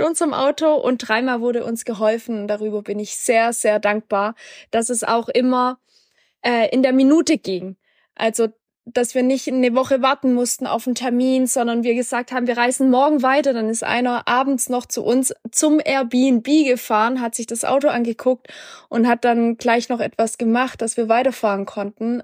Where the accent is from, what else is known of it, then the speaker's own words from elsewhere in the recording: Black Forest, Baden-Württemberg, Germany; moved away; meine Heimat, so ein bisschen im Schwarzwald